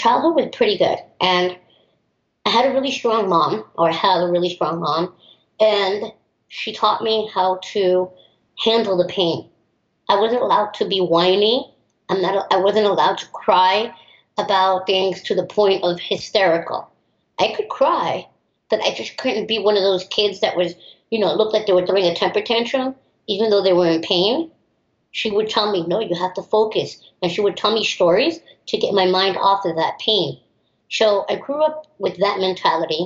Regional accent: New York, United States; also born or lived in Miami; I grew up in New York

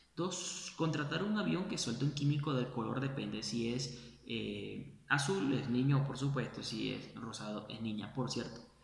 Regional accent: Venezuela; moved away; hablo de mi país, de donde vengo

